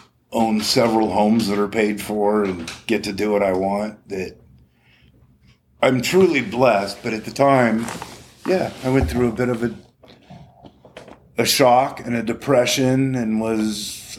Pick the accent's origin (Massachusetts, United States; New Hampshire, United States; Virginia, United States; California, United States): California, United States; Morro Bay; growing up in Morro Bay, comfortable on the ocean, boating, you know, something I've just always done.